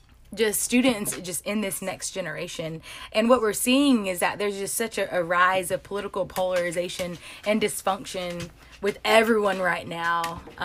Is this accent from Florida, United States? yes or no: no; Atlanta, Georgia, United States; I'm from South Atlanta.